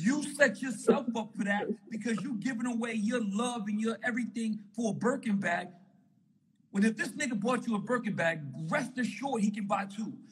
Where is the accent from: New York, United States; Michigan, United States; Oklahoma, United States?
New York, United States; New York City; I'm from Harlem, New York